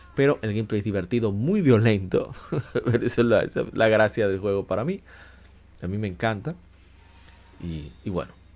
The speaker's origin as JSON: {"language": "Spanish", "country": "Dominican Republic", "said": "como decimos en mi país, en República Dominicana"}